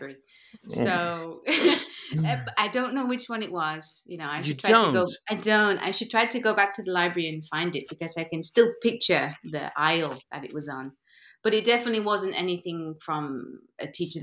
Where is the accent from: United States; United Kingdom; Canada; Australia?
United Kingdom; Derby, East Midlands; moved away as an adult; now in Lisbon, Portugal; after university, I moved back to my hometown. And there was this Derby Dance Center